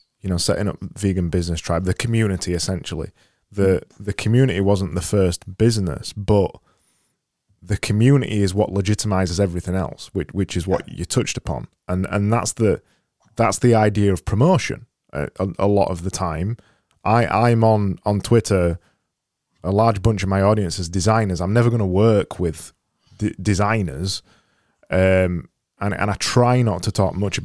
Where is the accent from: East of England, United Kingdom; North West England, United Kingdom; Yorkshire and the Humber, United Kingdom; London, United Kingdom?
Yorkshire and the Humber, United Kingdom; Barnsley; I was from Barnsley